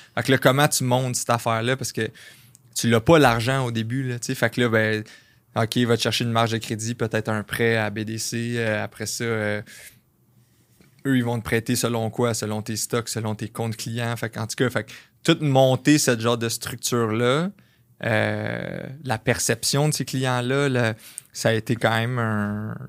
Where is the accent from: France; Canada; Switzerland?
Canada; Varennes, Quebec; je viens de Varennes, ça, ça arrive sud de Montréal